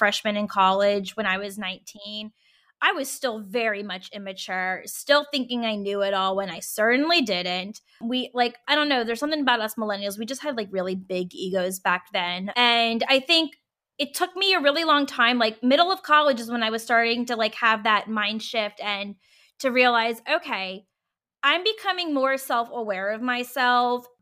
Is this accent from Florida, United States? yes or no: no; Virginia, United States; I was in Virginia and I'm from Virginia.